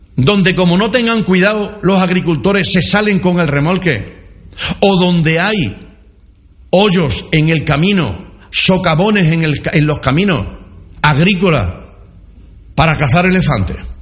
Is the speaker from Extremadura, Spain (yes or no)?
yes; Villanueva de la Serena, Extremadura, Spain; las empresas de mi pueblo a las empresas de nuestro pueblo